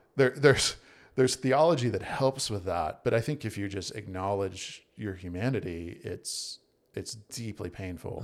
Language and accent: English; Virginia, United States; moved away as an adult; also born or lived in South Carolina / North Carolina; I was born in Virginia